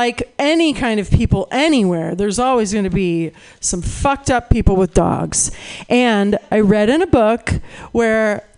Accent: California, United States; moved away as an adult; also born or lived in New York / Minnesota; now in San Francisco Bay Area, United States; I grew up in California, and I lived in New York for a little bit

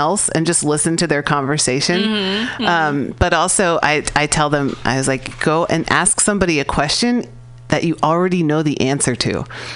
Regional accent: California, United States; I'm from California.

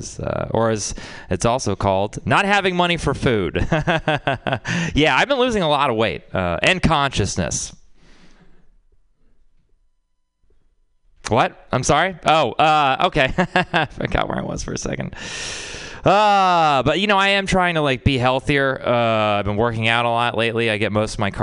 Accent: Texas, United States; I'm from Texas

